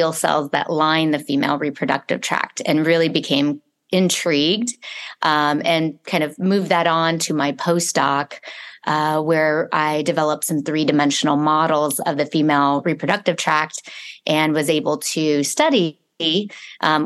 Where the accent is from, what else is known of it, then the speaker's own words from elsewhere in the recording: Arizona, United States; moved away as an adult; I was raised here in Arizona